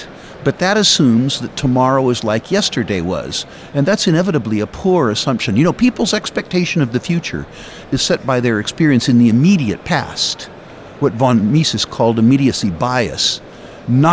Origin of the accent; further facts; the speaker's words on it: United States; as an American